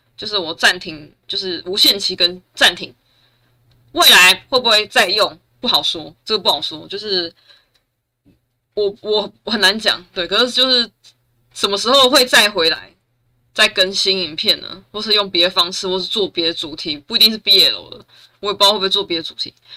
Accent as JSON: {"language": "Chinese", "region": "Taichung", "country": "Taiwan", "said": "我是台中人"}